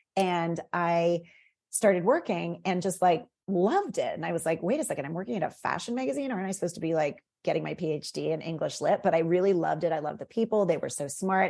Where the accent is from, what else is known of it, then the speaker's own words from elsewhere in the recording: McLean, Virginia, United States; moved away; I grew up in Northern Virginia. I grew up in McLean.